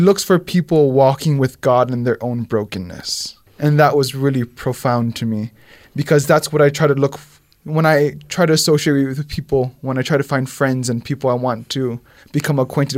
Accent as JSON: {"language": "English", "region": "Hawaii", "country": "United States", "said": "I'm from Hawaii"}